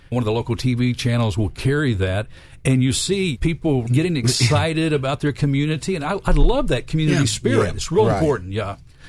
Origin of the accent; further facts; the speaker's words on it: Memphis, Tennessee, United States; I grew up here in Memphis